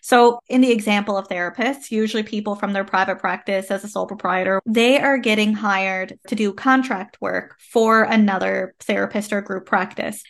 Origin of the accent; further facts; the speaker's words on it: Canada; I am a Canadian social worker